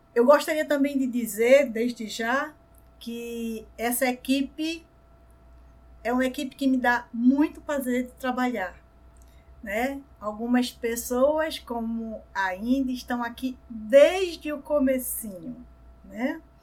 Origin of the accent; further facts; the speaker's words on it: Recife, Pernambuco, Brazil; aqui no Brasil, mais especificamente aqui no Recife, né, onde eu nasci, onde eu moro